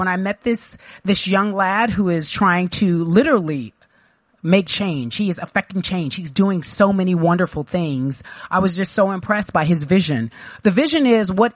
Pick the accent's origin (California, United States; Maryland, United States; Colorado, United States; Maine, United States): California, United States; Los Angeles; When I grew up here in Los Angeles, not Orange County, but in Los Angeles